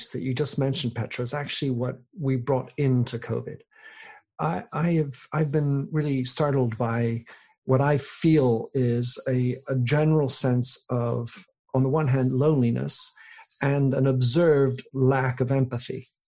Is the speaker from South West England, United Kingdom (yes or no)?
yes; South West England, United Kingdom; also born or lived in Belgium / France; I was born in Belgium, then we moved to France, and then we moved to England, and then I get sent as a seven year old, just turned eight, to boarding school.